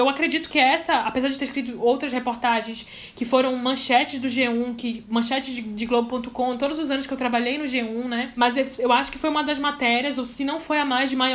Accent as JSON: {"language": "Portuguese", "region": "North Region", "country": "Brazil", "said": "Eu não sou de Roraima, mas eu sou do norte."}